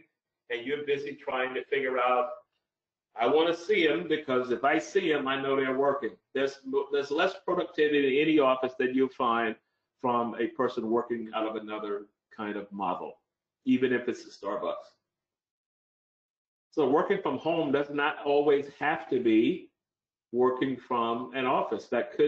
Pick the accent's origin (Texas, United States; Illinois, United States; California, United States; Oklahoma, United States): Oklahoma, United States; But maybe I could move back to my hometown in Oklahoma in the middle of the US and work from there